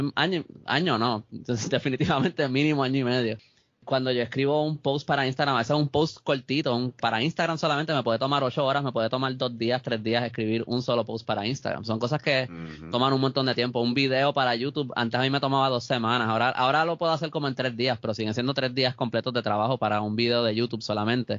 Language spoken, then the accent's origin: Spanish; Puerto Rico